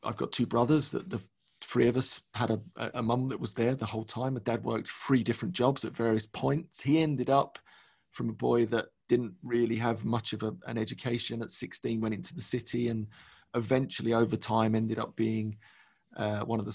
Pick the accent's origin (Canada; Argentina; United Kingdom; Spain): United Kingdom; London; born and raised in London, East London